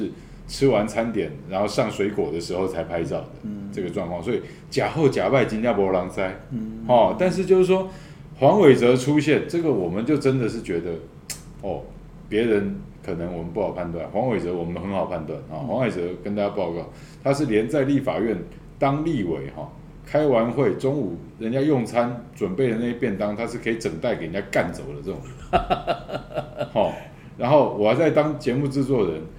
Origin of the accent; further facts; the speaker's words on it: Tainan, Taiwan; 我们台南人讲到这个心都很酸呢。